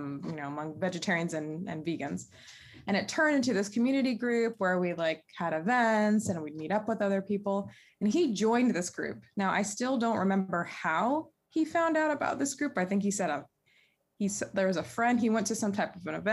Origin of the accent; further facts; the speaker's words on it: Durham, North Carolina, United States; moved away as an adult; now in Shanghai, China; I'm from Durham, North Carolina. I have been in Shanghai, China for 8 years.